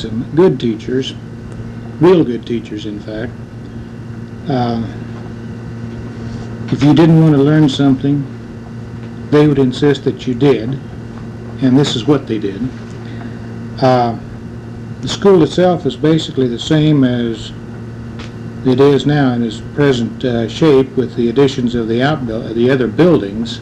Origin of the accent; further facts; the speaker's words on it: Marceline, Missouri, United States; I was born out in Macon County and lived out east of town for about 20 years and went to school in Marceline